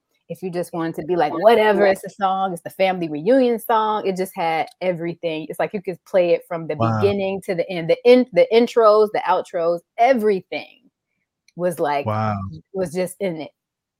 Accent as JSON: {"language": "English", "town": "Chicago", "region": "Illinois", "country": "United States", "said": "So …, of course, because I'm from Chicago"}